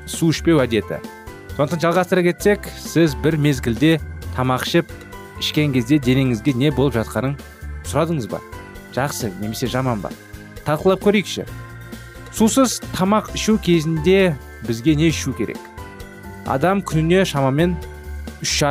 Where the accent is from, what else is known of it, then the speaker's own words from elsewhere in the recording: Kazakhstan; біз қазақпыз